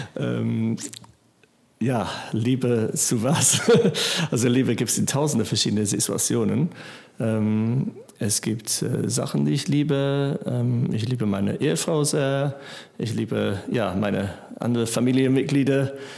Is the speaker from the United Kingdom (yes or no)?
yes; England, United Kingdom; German is a second language; moved away as an adult; now in Germany; Ich bin in England aufgewachsen ähm, und dann war ich äh, 23, als ich nach Deutschland kam